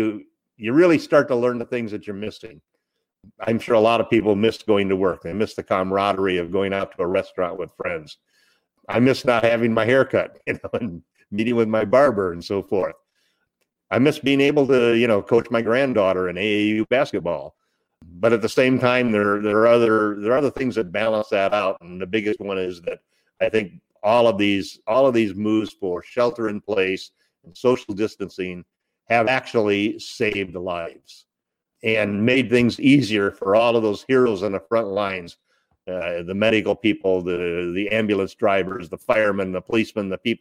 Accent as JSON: {"language": "English", "town": "Monrovia", "region": "California", "country": "United States", "tie": "born or raised there", "said": "I grew up in the San Gabriel Valley down in Southern California, in Monrovia, Arcadia area, right up next to the San Gabriel Mountains."}